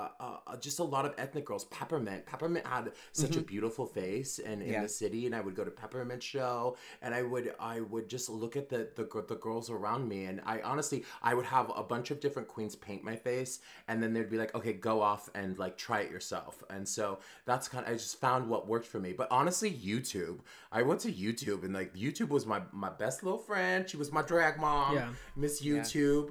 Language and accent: English; Arizona, United States; also born or lived in Los Angeles / New York; now in Oahu, United States; I grew up in the middle of the desert in Arizona